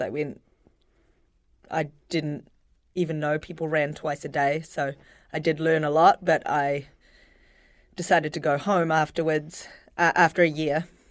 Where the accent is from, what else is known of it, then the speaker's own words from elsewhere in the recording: Auckland, New Zealand; now in Providence, United States; Grew up in Auckland, New Zealand.